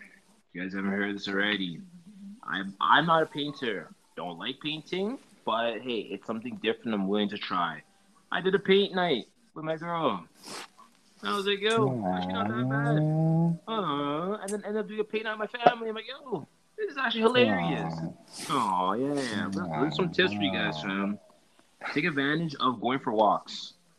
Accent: St. Kitts & Nevis; also born or lived in Trinidad and Tobago; And since I'm from St. Kitts and Trinidad, I did both.

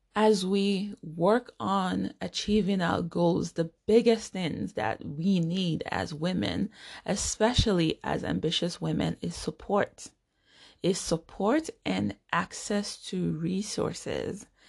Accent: Nigeria; now in United States; I am a Nigerian American. I was born and grew up in Nigeria.

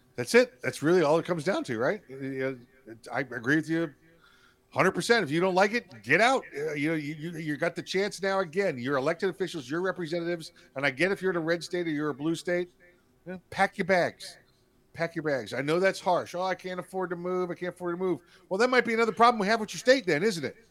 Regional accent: New York City, New York, United States; now in Florida, United States; my home state's New York, New York City, you know, boy right here, city kid

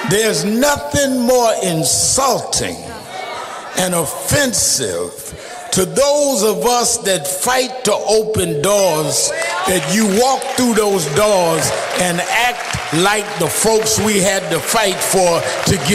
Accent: New York, United States; my growing up in the King movement in the North

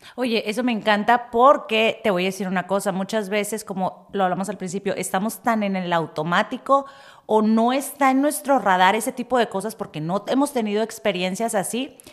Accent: Tijuana, Baja California, Mexico; moved away; yo soy de Tijuana y yo soy como que, no manches, yo me digo, es mi barrio

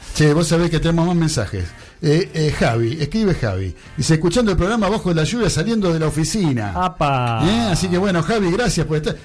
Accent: Buenos Aires, Argentina; yo me crié en Flores. En la Plaza Flores

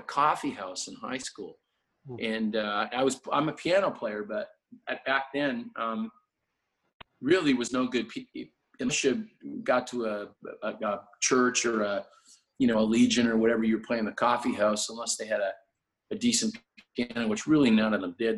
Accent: Toronto, Ontario, Canada; I grew up in uh, Toronto, and just just west of Toronto, really. I was born in Toronto

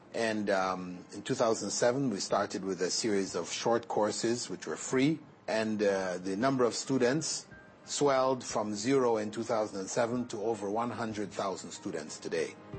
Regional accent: Toronto, Ontario, Canada; moved away as an adult; also born or lived in Jamaica / Malaysia; now in Qatar; I grew up in Jamaica until I was about seven. Then my family migrated to Toronto, Canada

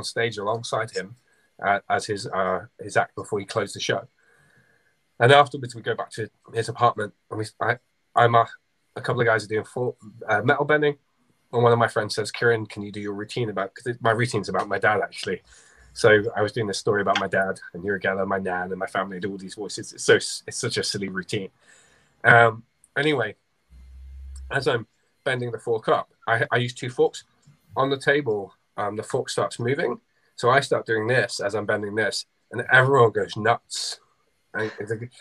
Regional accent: Southport, North West England, United Kingdom; it happened to be in my hometown

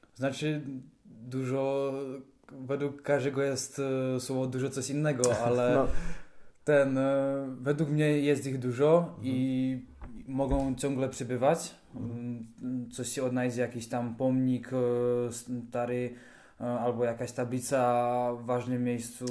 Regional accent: Karviná, Moravian-Silesian Region, Czechia; u nas w Karwinie

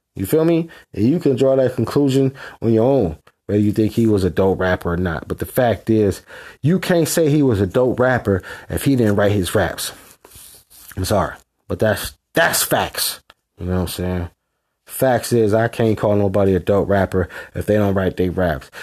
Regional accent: West Coast, United States; I'm from the West Coast

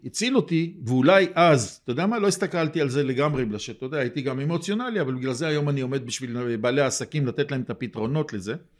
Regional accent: Jerusalem, Jerusalem District, Israel; אני ירושלמי, בניתי בירושלים

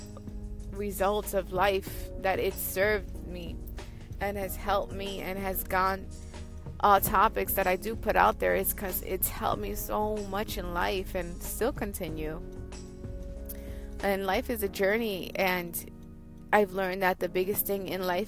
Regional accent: New York, United States; I'm from New York, Queens

